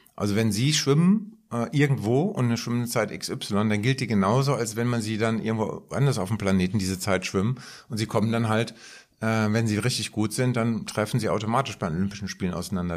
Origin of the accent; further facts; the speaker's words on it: Frankfurt, Hesse, Germany; an die eigene Schulzeit äh, zurückerinnert, bei uns in Frankfurt, linksliberales Umfeld etc., wir haben auch Schulstreiks gemacht